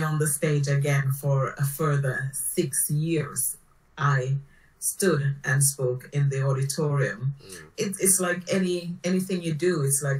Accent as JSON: {"language": "English", "country": "Jamaica", "tie": "born or raised there", "moved": "yes", "lives_now": "United Kingdom", "said": "Home for me is the Caribbean. I was born in Jamaica"}